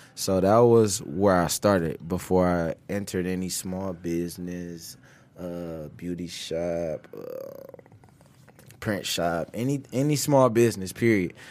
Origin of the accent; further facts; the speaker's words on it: Cleveland, Ohio, United States; moved away as an adult; now in Detroit, United States; I was born, I was raised in Cleveland, though.